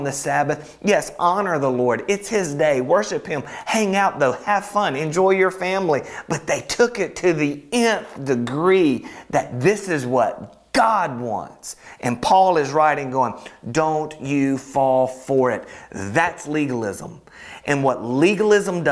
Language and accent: English; Alabama, United States; I'm from Alabama